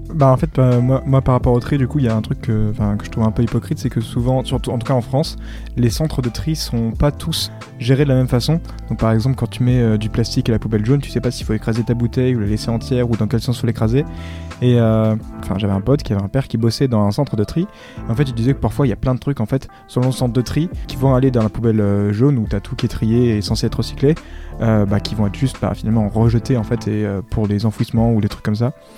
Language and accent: French; Réunion; j'ai 20 ans et je viens de La Réunion.